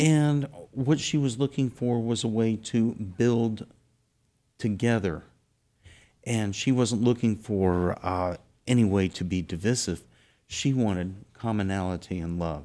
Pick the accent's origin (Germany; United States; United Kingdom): United States; South Texas; I'm from South Texas